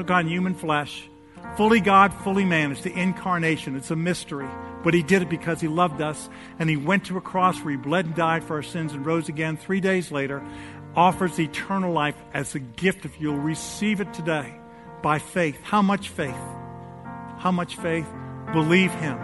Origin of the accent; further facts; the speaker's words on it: New York City, New York, United States; New York City, my hometown